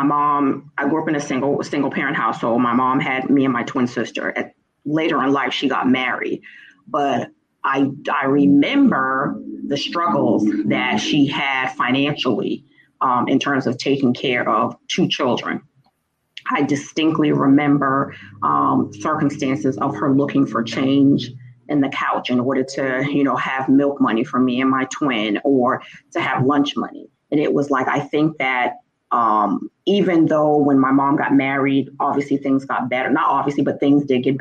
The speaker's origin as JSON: {"language": "English", "town": "Boston", "region": "Massachusetts", "country": "United States", "tie": "born or raised there", "said": "I'm originally from Boston, Massachusetts. The part of Boston is Dorchester, born and raised"}